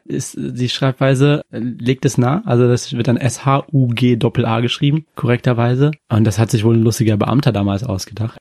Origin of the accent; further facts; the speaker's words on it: Yemen; also born or lived in Japan; now in Germany; aus dem Jemen. Also, ich bin dort geboren worden.